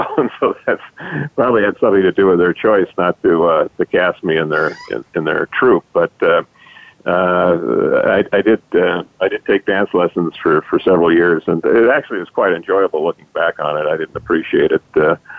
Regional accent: Los Angeles, California, United States; I grew up in Los Angeles

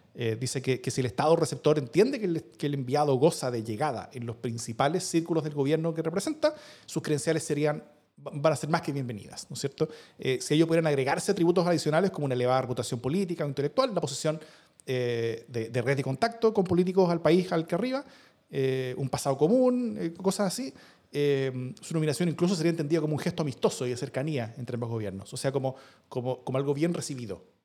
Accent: Chile

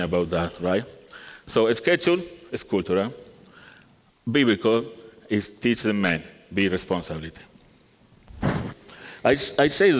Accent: Argentina; English is a second language; moved away as an adult; now in South Carolina, United States; I am from Argentina

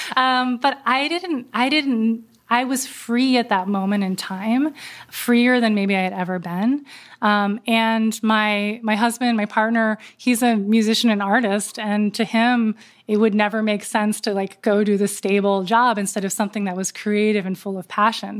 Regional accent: Berkeley Heights, New Jersey, United States; born or raised there

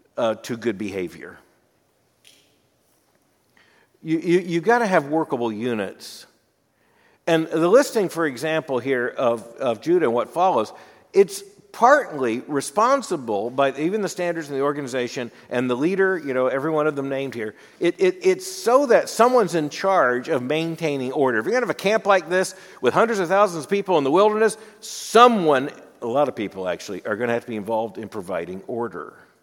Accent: Florida, United States; moved away as an adult; also born or lived in Birmingham, Alabama / Louisville, Kentucky; I grew up in Florida, went to college in Birmingham, seminary in Louisville. That's my orientation. My orientation is the eastern United States.

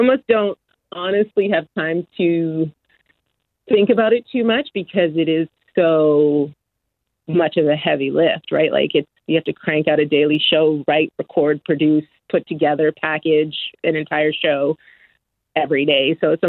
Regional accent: Edmonton, Alberta, Canada; growing up in Edmonton, there wasn't really anything for

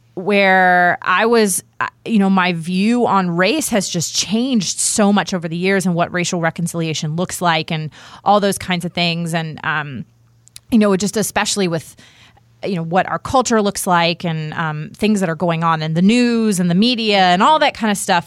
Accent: Virginia, United States; moved away as an adult; also born or lived in the South; I grew up outside of Washington D.C.

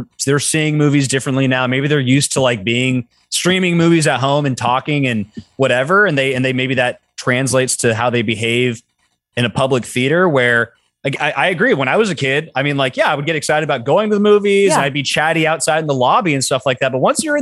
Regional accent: Sacramento, California, United States; my hometown in Sacramento

